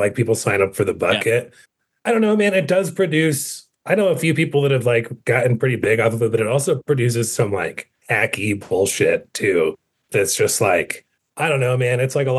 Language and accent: English; Denver, Colorado, United States; born or raised there